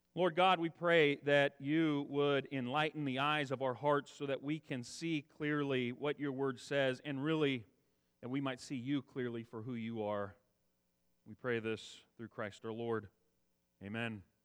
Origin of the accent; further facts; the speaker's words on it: Central Valley, California, United States; also born or lived in Texas / Kansas / Arizona; I grew up in the Central Valley, lived here nearly my whole life